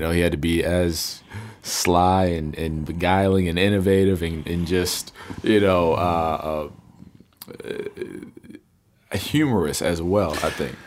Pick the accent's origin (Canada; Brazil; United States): United States; being American in America